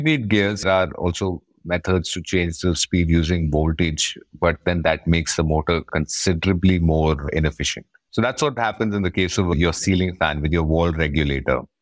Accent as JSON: {"language": "English", "town": "Bangalore", "region": "Karnataka", "country": "India", "said": "I'm from Bangalore."}